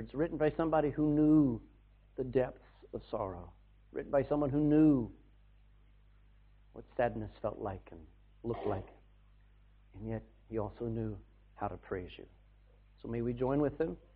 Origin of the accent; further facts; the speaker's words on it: Texas, United States; now in Ireland; I come from a different culture. I came from Texas